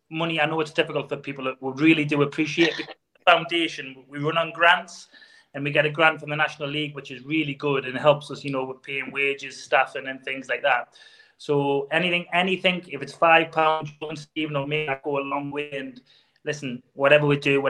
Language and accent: English; Consett, North East England, United Kingdom; I'm from Consett